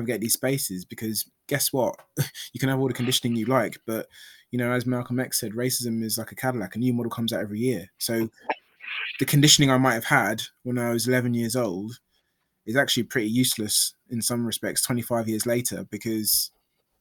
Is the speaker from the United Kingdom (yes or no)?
yes; London, United Kingdom; I was born in London.